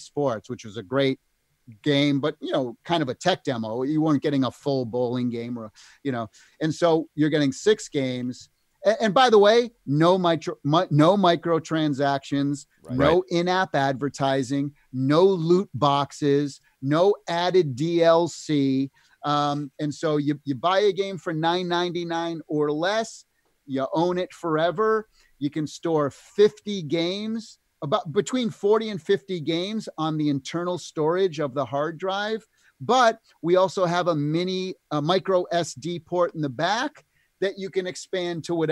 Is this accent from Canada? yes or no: yes; Canada; fellow Canadian